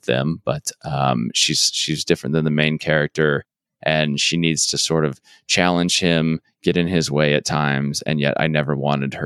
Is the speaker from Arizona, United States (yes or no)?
yes; Arizona, United States; I'm from Arizona